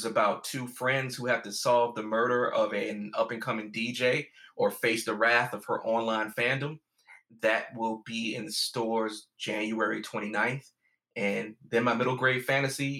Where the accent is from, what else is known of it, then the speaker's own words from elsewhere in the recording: the South, United States; growing up in the South, like just the vibe to not be involved in anything dark or spiritual that isn't church.